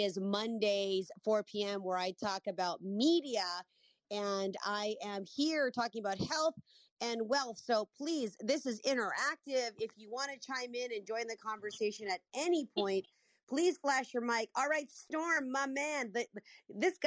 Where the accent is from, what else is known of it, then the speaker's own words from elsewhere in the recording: Canada; I'm Canadian, for those who don't know. A lot of people think I'm American, but I'm Canadian.